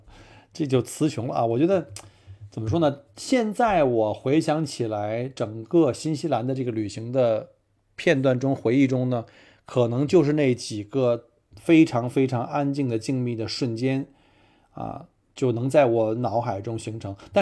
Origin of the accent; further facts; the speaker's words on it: Melbourne, Victoria, Australia; 因为我是从澳洲来嘛，墨尔本去任何的景点这方向上都是这个农田啊